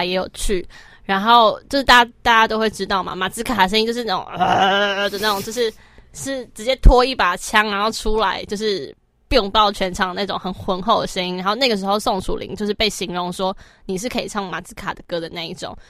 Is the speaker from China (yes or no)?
no; Taoyuan, Taiwan; 是我家乡啊